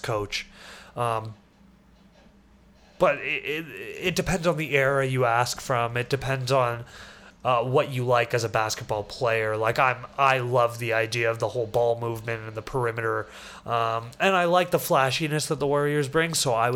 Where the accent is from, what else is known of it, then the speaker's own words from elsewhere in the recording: Canada; being Canadian